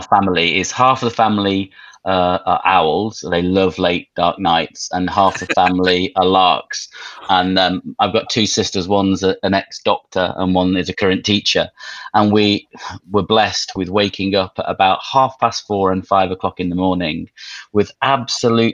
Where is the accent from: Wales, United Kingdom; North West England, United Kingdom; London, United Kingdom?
North West England, United Kingdom; Manchester; I grew up in Manchester